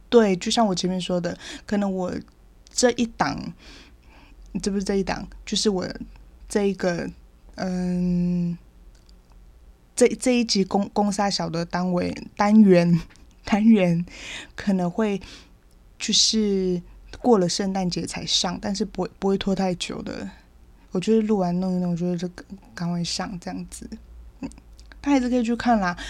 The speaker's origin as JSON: {"language": "Chinese", "country": "Taiwan", "said": "我是出生在基督徒的家庭，原住民其实大部分很多都是啦，反正就从小就是会上主日学啊，然后青年会啊，国中的时候就会到青年会这样，然后每个六都会就参加，呃，青年会的礼拜，然后礼拜天这样去，去上教会"}